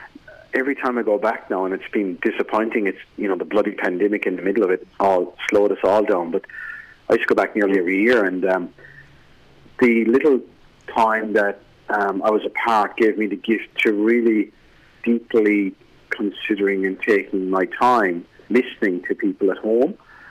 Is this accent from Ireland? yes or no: yes; Ireland; accent: Irish; now in abroad; I've just been home to Ireland to visit my parents and my family, and I even noticed they tell me that they don't understand me at home